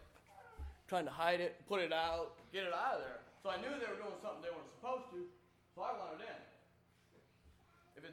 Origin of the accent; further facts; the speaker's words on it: Middlefield, Ohio, United States; I was born in Middlefield, Ohio, in an Amish family